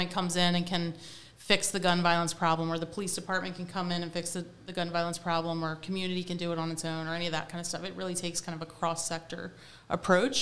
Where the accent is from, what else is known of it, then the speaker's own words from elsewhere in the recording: Wilmington, Delaware, United States; I'm from Delaware. I met my husband in my high school, so we're high school sweethearts